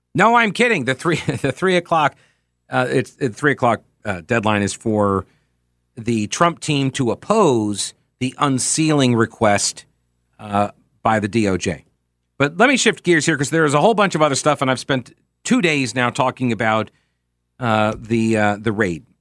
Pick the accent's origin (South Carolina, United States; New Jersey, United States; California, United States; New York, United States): New York, United States; accent: New York; moved away